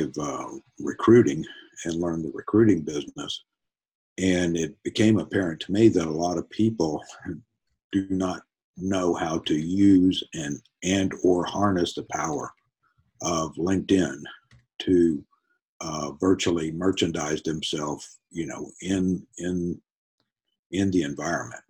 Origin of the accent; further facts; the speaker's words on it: Los Fresnos, Texas, United States; moved away as an adult; I grew up on the Mexican border in the Rio Grande Valley. And went to Los Fresnos High School